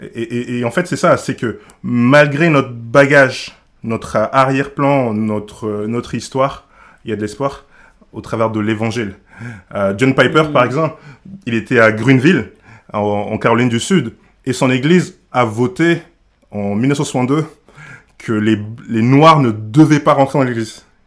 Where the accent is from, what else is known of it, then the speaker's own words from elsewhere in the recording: Senegal; now in Grenoble, France; je viens du Sénégal, j'arrive au, j'arrive en France